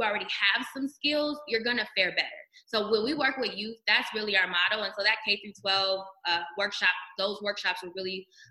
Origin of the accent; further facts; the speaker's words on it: Detroit, Michigan, United States; I was in Michigan at the time working at U of M, but I'm from Detroit